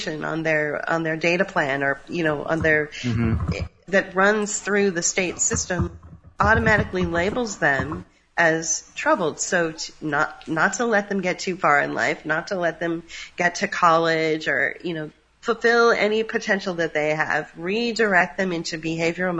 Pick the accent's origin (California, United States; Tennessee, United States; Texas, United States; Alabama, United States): California, United States; San Francisco; I'm from San Francisco